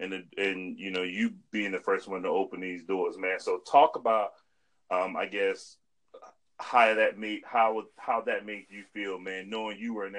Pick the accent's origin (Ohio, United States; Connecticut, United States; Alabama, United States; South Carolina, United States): South Carolina, United States; Holly Hill; I grew up in Hollow Hill, which is the greatest small town ever, man.